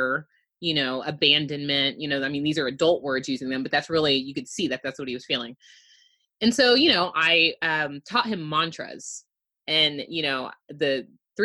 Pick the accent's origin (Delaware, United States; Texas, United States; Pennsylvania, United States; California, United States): Texas, United States; Houston; I am born and raised in Houston. I still reside here.